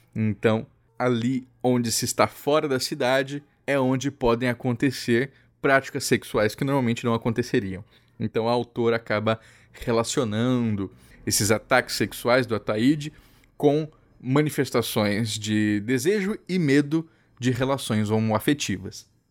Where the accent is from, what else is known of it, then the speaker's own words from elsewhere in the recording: Mato Grosso do Sul, Brazil; Eu sou de Mato Grosso do Sul